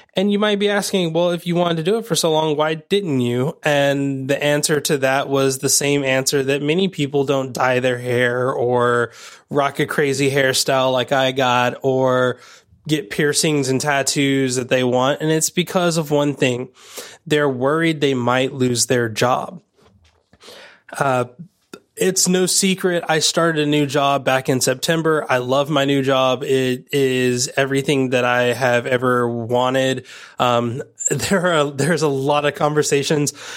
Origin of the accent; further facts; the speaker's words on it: United States; growing up in America